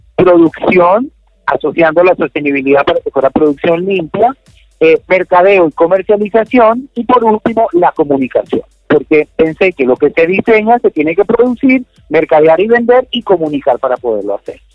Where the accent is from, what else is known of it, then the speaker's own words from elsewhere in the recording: Colombia; yo soy colombiano